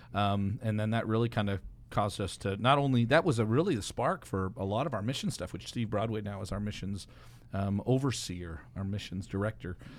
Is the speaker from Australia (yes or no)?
no; Canada; I'm Canadian